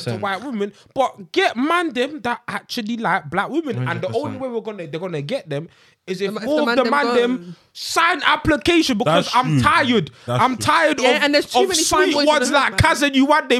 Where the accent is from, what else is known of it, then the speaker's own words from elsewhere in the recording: Ghana; Because I'm from Ghana, but one's from Ghana, one's from Senegal, that's you're my sister.